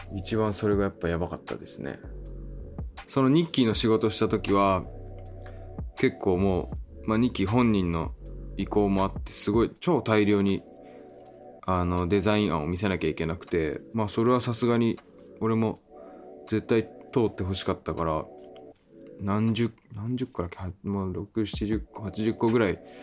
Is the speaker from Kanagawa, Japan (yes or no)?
yes; Kanagawa, Japan; もともと自分地元が湘南ですごいスケートとかサーフィンとかすごい盛んなエリアだった